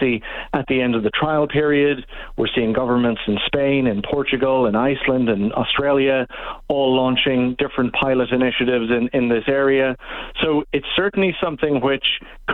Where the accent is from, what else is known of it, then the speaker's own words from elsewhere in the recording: Ireland; moved away as an adult; now in Canada; I'm originally from Ireland